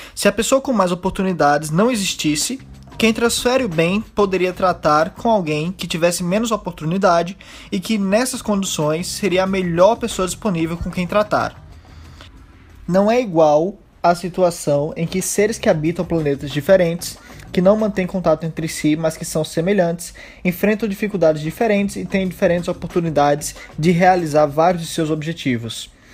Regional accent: Brazil; eu que nasci no Brasil

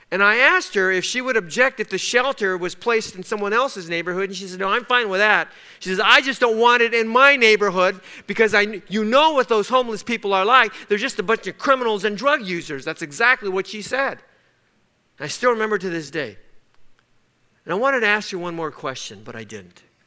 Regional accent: Los Angeles, California, United States; we grew up in East Los Angeles

